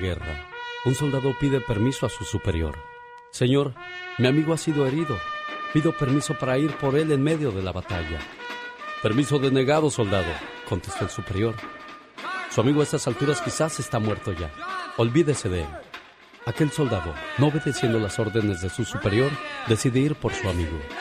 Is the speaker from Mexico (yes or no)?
yes; Coahuila, Mexico; moved away; Salí de Coahuila, pero Coahuila nunca salió de mí